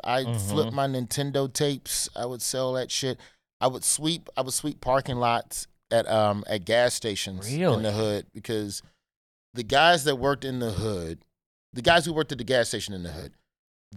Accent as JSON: {"language": "English", "region": "Alabama", "country": "United States", "tie": "born or raised there", "also_born_or_lived": "Memphis", "said": "I grew up in Alabama"}